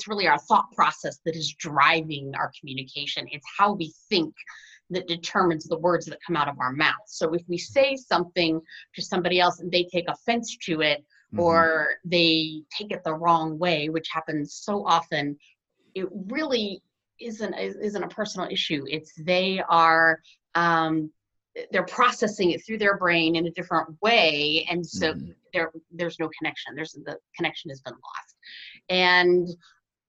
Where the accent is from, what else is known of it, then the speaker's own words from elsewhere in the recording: Ohio, United States; moved away as an adult; also born or lived in New York City; I grew up in Ohio my entire life